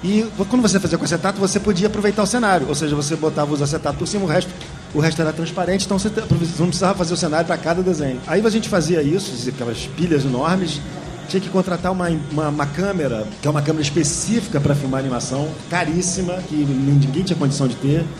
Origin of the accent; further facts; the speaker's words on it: Rio de Janeiro, Brazil; eu sou do Rio